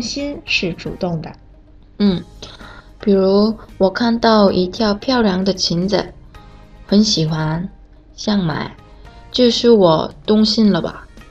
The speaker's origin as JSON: {"language": "Chinese", "country": "South Korea", "second_language": "Chinese", "said": "我是来自韩国的"}